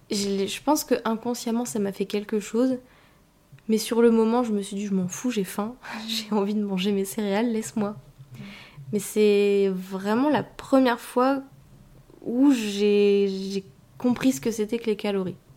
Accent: Hauts-de-France, France; des pommes de terre, du coup, je viens du Nord, ah, beaucoup de patates.

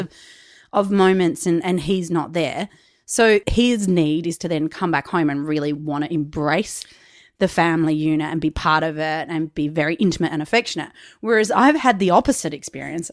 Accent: Macclesfield, Australia; I grew up in Macclesfield and, and went to school from Mackie

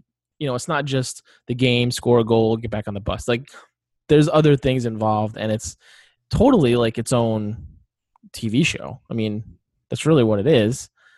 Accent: Northeast, United States; I grew up in the Northeast. Hockey was around Bruins and the Beanpot

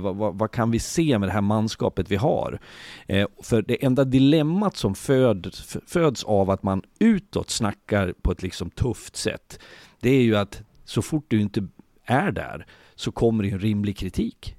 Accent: Leksand, Dalarna County, Sweden; jag bor i Leksand, jag kommer från Leksand

